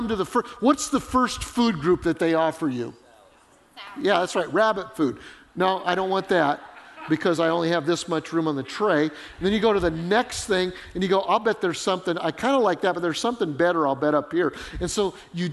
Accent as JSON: {"language": "English", "region": "Colorado", "country": "United States", "tie": "born or raised there", "said": "I grew up in Colorado."}